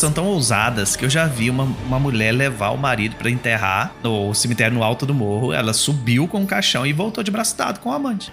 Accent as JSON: {"language": "Portuguese", "town": "Palma", "region": "Minas Gerais", "country": "Brazil", "said": "A minha cidade, como disse, eu sou do interior de Minas Gerais, uma cidadezinha chamada Palma, tem 5 mil habitantes só."}